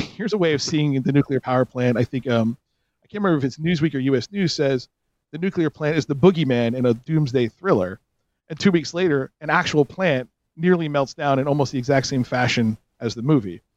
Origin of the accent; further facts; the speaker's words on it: North Jersey suburbs, New Jersey, United States; growing up in the North Jersey suburbs of the 70s, 80s, and 90s